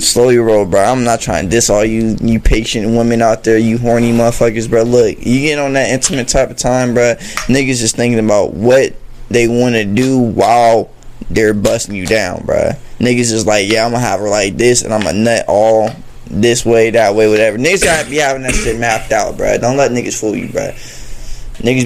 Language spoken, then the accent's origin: English; Georgia, United States; also born or lived in Kansas; I'm raised in Georgia